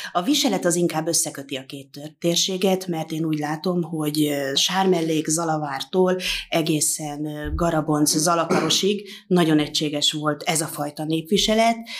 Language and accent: Hungarian; Tászár, Somogy, Hungary; egy nagyon hagyományos közösségből származom, hogy én a Somogy megyei táskáról jövök